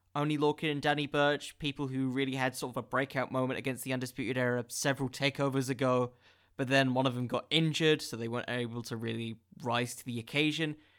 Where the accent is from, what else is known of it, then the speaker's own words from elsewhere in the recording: England, United Kingdom; I'm from England